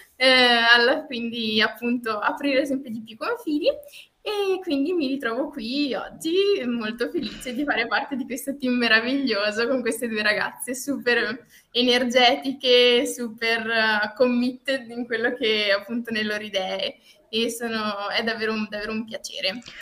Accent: Feltre, Veneto, Italy; sono di Feltre eh, quindi ehm, del Veneto

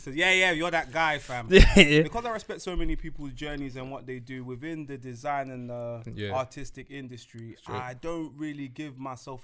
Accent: London, United Kingdom; I'm from North, fam.

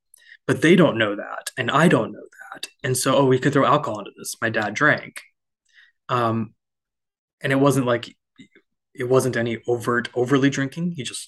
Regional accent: India; of no, my faith shouldn't take me away from being Indian.

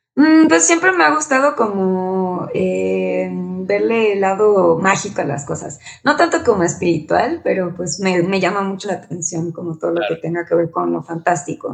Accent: Mexico; siendo como mexicanos

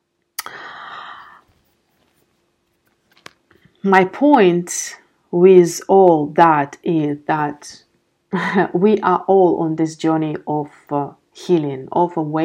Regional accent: Belarus; now in Amsterdam, Netherlands; I'm living in Amsterdam, my parents are living back in my home country in Belarus

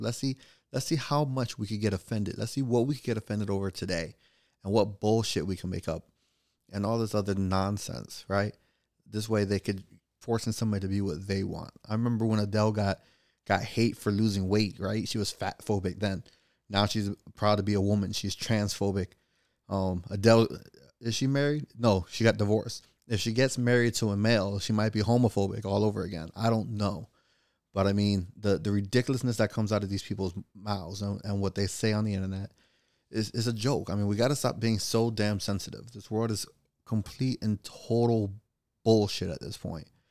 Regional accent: Florida, United States; I'm from Florida

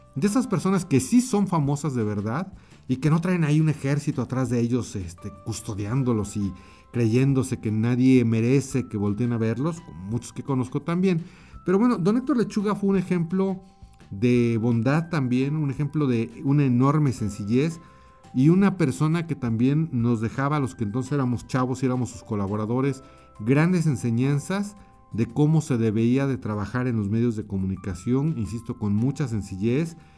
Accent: Mexico; also born or lived in Mexico City; aquí en mi país, en México, yo estoy en la Ciudad de México

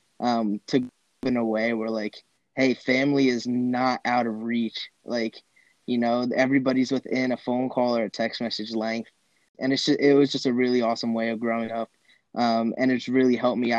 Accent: New Jersey, United States; I grew up in North Jersey. I've lived up there my whole life

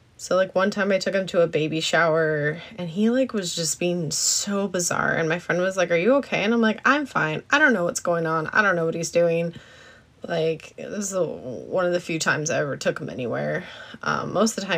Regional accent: Alaska, United States; moved away; I grew up in Alaska

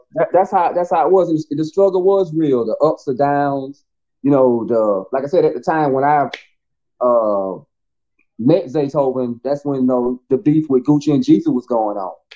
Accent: Bennettsville, South Carolina, United States; also born or lived in Clio, South Carolina / Atlanta; Bennettsville. It's, it's still you know, my hometown, still born and raised there

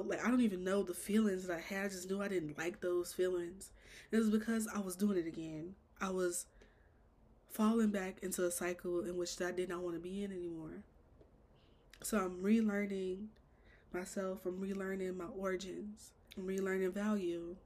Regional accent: Chicago, Illinois, United States; I'm born and raised Chicago.

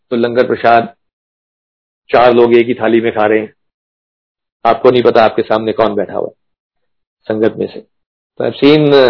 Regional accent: Punjab, India; क्योंकि जैसे मैंने बताया मैं पंजाब से हूँ

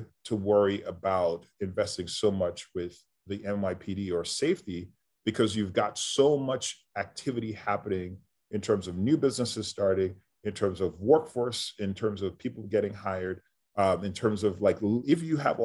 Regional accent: New York City, New York, United States; I grew up in New York City, but in the 80s

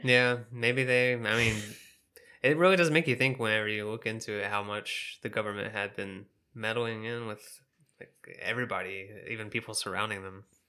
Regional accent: the South, United States; I'm from the South, and we got s, lots of family down there

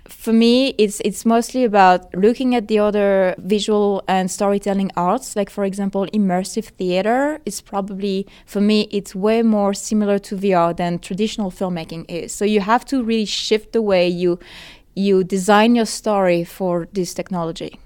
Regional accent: France; English is a second language; now in Los Angeles, United States; so I'm from France originally, in case you haven't noticed my accent, and I live now in Los Angeles

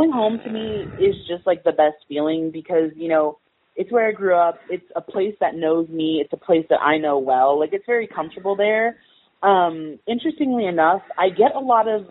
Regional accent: Alaska, United States; moved away; it's like my hometown

